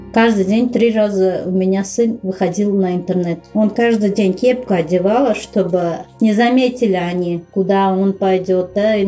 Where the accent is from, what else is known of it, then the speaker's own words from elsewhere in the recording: Uzbekistan; moved away as an adult; also born or lived in Saint Petersburg, Russia; я узбечка, я узбе- в Узбекистане живу